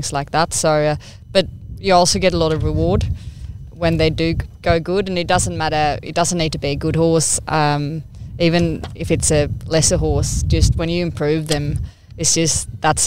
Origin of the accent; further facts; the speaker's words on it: Sweden; moved away as an adult; also born or lived in New Zealand / Melbourne, Australia; now in Australia; I'm Swedish, or I grew up in Sweden